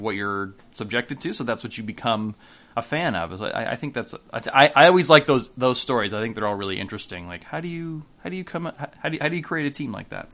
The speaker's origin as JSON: {"language": "English", "region": "Northern California", "country": "United States", "said": "I'm from from Northern California, and so I, you know, my father was a Giants fan"}